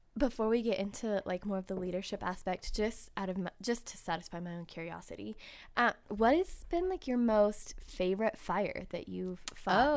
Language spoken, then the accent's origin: English; Ventura, California, United States; I was born in Ventura